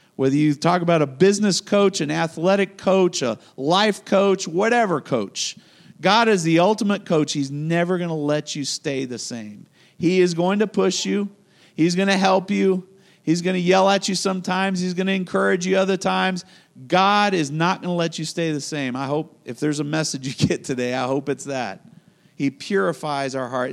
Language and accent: English; United States